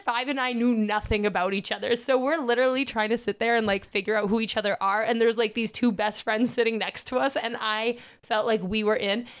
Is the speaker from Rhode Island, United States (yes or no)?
no; Elk River, Minnesota, United States; Do you know anyone from Elk River? And that's my hometown